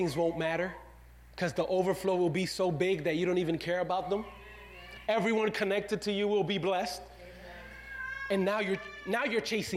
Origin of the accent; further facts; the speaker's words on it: Dominican Republic; now in United States; Your pastor was not born in the U.S. of A. I was born in the Dominican Republic.